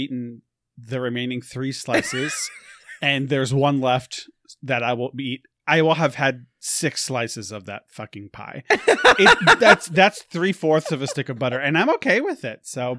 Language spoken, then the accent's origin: English; New York, United States; I'm from New York. Everyone suck it.